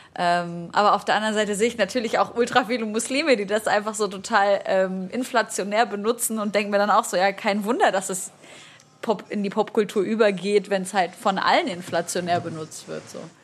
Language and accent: German; Syria; Ich als Syrerin